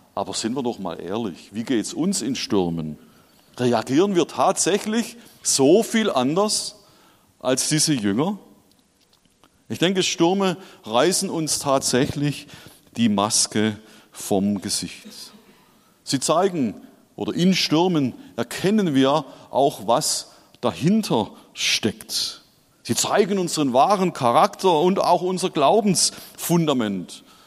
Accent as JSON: {"language": "German", "town": "Schorndorf", "region": "Baden-Württemberg", "country": "Germany", "tie": "born or raised there", "moved": "yes", "lives_now": "Hesse, Germany", "said": "ich bin tatsächlich in Schorndorf geboren und aufgewachsen"}